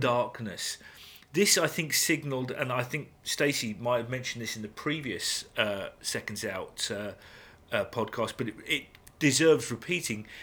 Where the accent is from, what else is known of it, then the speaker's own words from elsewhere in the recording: England, United Kingdom; we English